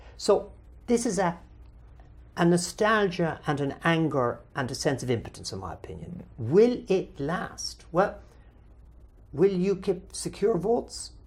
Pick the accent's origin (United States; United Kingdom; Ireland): Ireland; immediately describe myself as Irish